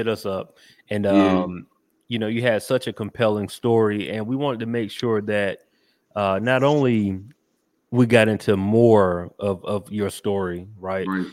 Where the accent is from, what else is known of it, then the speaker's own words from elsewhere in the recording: Macon, Georgia, United States; now in Atlanta, United States; I'm from Georgia. I grew up in Macon, but you know, I've been in Atlanta more. I'm from Atlanta at this point